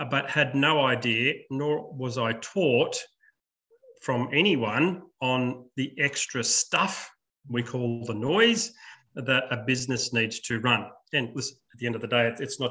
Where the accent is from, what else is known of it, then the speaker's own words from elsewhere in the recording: Sydney, New South Wales, Australia; I was born in Sydney in 1967